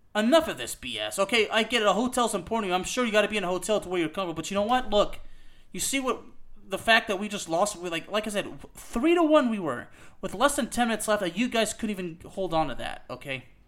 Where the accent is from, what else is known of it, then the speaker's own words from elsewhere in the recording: Lyon, Auvergne-Rhône-Alpes, France; moved away; also born or lived in Décines-Charpieu / Villeurbanne; Dessine Charpieu is where I was born. I lived in Villeurbanne, I'm from Lyon